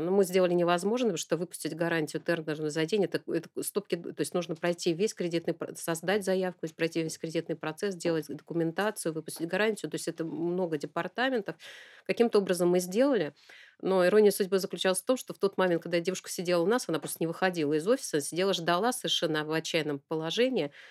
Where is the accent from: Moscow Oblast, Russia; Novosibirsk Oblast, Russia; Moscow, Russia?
Novosibirsk Oblast, Russia; Novosibirsk; я родилась в Новосибирском академгородке